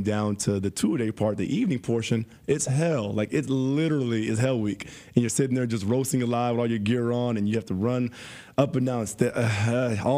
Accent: San Diego, California, United States; moved away as an adult; also born or lived in Los Angeles, California; now in Scottsdale, United States; Born and raised in San Diego

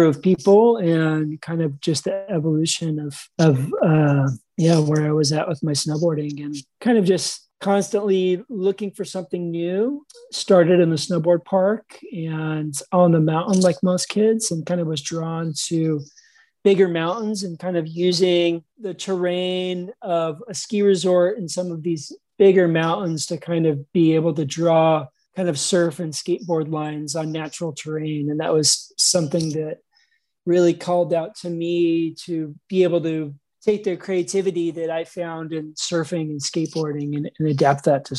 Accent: Dana Point, California, United States; I grew up in Southern California, Sleepy Beach Town, Dana Point area

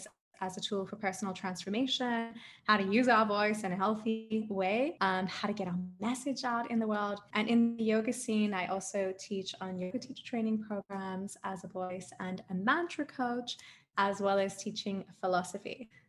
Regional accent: Adelaide, South Australia, Australia; now in Germany; So I'm actually an Australian. I know I don't really sound like an Australian, but I am a blooded Australian. I'm from Adelaide, South Australia.

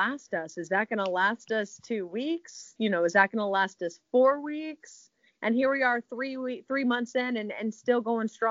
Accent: Richmond, Virginia, United States; moved away as an adult; also born or lived in Tallahassee, Florida / Abilene, Texas; now in Arkansas, United States; I'm from Richmond, Virginia

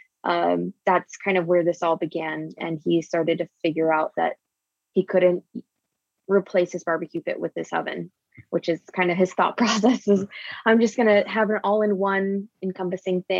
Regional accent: Houston, Texas, United States; also born or lived in Austin; We're originally from Houston, which is where we are now.

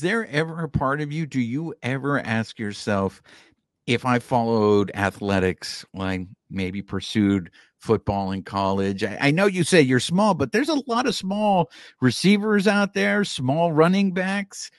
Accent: California, United States; born and raised in California

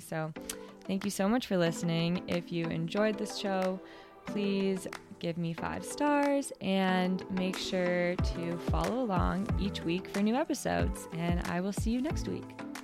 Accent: Canada; as a Canadian racer, get to represent Canada

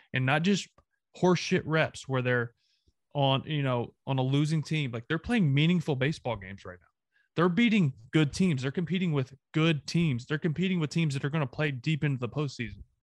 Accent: the South, United States; I'm Southern.

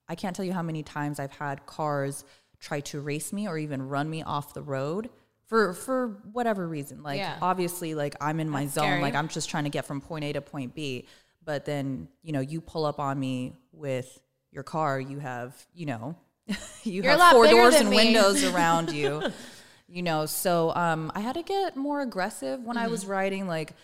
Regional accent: Moreno Valley, California, United States; I'm from Moreno Valley.

